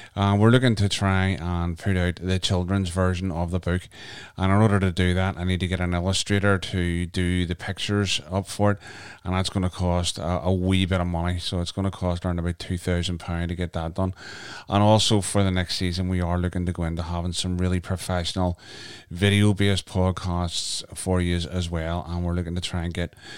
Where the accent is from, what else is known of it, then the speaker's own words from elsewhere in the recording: Canada; moved away; my home country, Canada